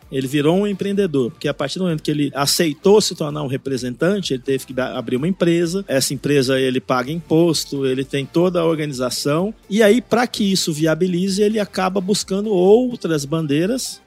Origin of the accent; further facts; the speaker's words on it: São Paulo, Brazil; eu sou nascido em São Paulo, capital